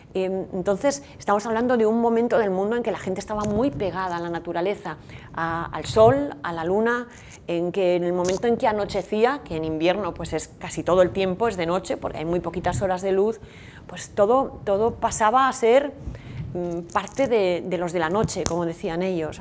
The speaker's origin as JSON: {"language": "Spanish", "town": "San Sebastián", "region": "Basque Country", "country": "Spain", "moved": "as an adult", "lives_now": "Navarre, Spain", "said": "yo soy donostiarra"}